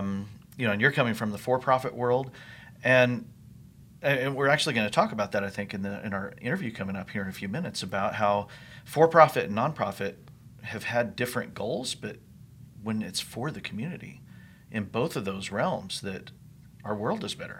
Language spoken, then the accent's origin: English; New Mexico, United States; also born or lived in Texas / Colorado; now in Indiana, United States; I grew up in the Southwest in New Mexico